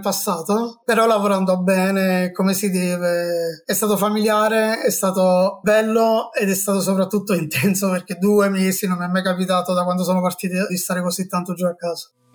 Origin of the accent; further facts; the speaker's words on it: Naples, Campania, Italy; moved away as an adult; now in Milan, Italy; tornare a Napoli, per tornare a casa dei miei amici, della mia famiglia, nella mia terra